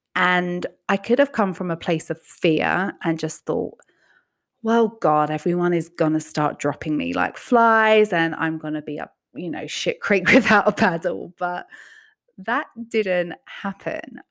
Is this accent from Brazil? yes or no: no; England, United Kingdom; now in United States; growing up in England where healthcare was never something you just had to worry about